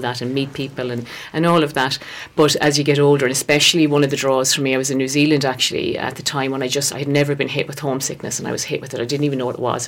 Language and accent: English; West Galway, Connacht, Ireland; now in Feakle, Ireland; So I'm from Galway originally, born out in West West Galway. So I was born there, a uh, family of five.